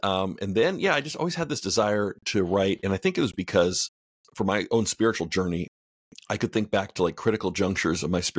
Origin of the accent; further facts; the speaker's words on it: Canada; moved away as an adult; now in United States; I'm Canadian.